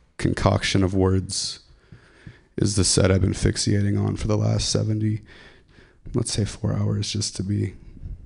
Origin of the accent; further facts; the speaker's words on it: Ripon, California, United States; I'm from Ripon